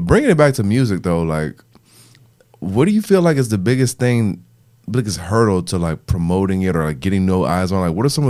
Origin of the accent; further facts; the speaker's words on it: Illinois, United States; I'm from Illinois.